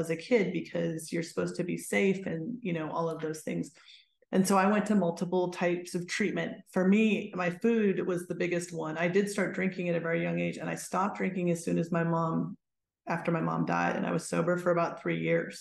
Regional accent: Pittsburgh, Pennsylvania, United States; moved away as an adult; I grew up in Pittsburgh, so I had to leave Pittsburgh

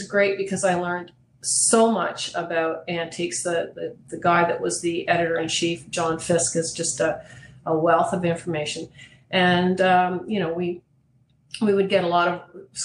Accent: Toronto, Ontario, Canada; I grew up in Toronto. I was born and raised there, educated there

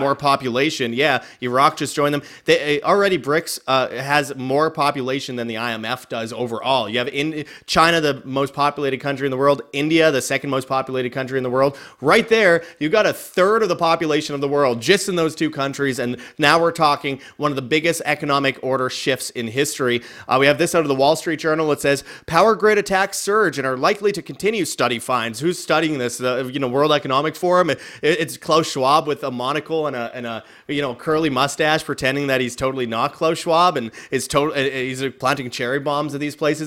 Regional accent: Canada; moved away; originally being Canadian

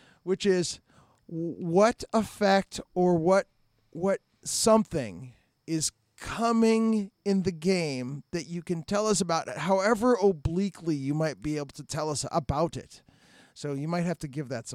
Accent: Tucson, Arizona, United States; my hometown, Tucson

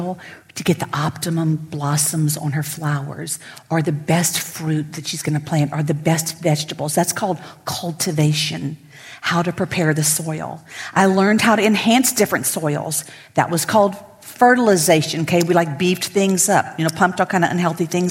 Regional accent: Lafayette, Louisiana, United States; I'm born and raised in Lafayette.

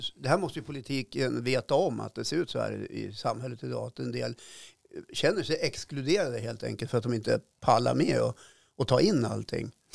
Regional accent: Norrbotten County, Sweden; min morfar och, vi är född i Norrbotten och liksom rödaste rött upp i malmfälten

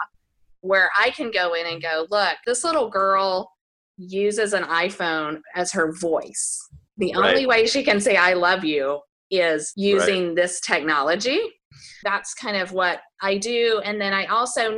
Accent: Houston, Texas, United States; in my hometown, I live in Houston, Texas

